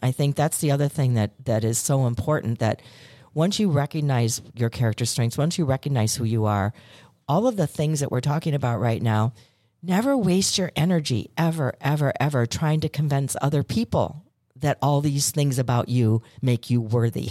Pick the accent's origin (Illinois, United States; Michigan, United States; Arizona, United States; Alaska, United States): Illinois, United States; Chicago; I'm from Chicago